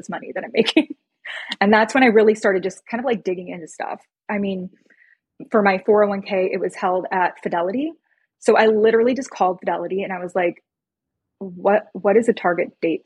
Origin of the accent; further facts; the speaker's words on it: Chicago, Illinois, United States; I'm from Chicago